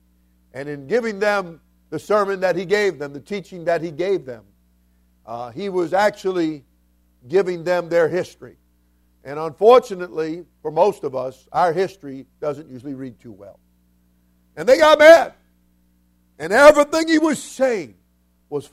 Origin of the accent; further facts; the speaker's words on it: South Florida, United States; I'm not just from Florida. I'm from South Florida